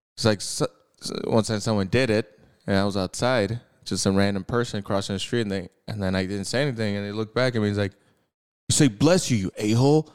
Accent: United States; we're American

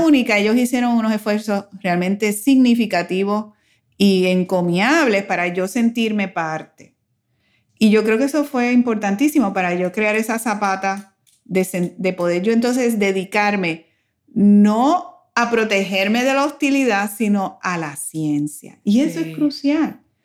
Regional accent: Puerto Rico; moved away as an adult; also born or lived in United States; para nosotros los puertorriqueños, el migrar a los Estados Unidos tiene una doble connotación

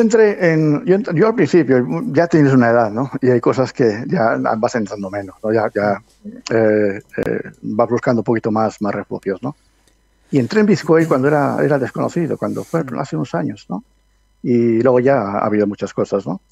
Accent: Medina del Campo, Castile and León, Spain; yo soy de Medina del Campo, la provincia de Valladolid

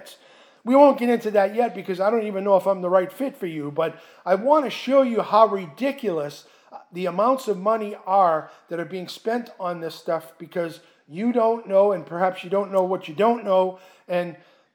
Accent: Boston, Massachusetts, United States; moved away; I'm originally from Boston

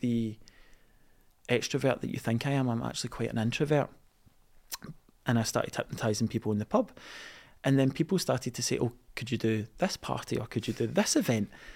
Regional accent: East Kilbride, Scotland, United Kingdom; I was a boy growing up in East Kilbride

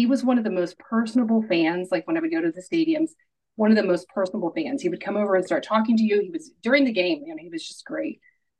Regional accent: Cincinnati, Ohio, United States; born or raised there

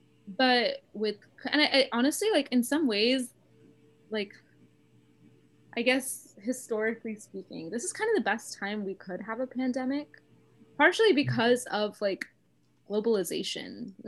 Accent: South India, India; I'm South Indian and like we celebrate Navratri with Golu

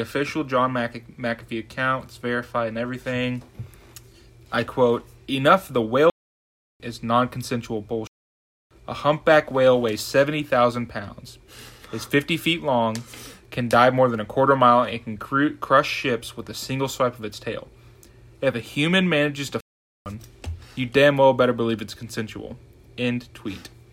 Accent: Norman, Oklahoma, United States; I'm from Norman, Oklahoma.

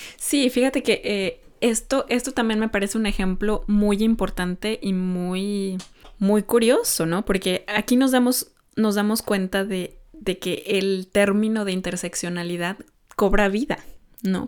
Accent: Mexico; now in Norway; no es un sistema que está en mi país muy arraigado, porque, porque bueno, en México

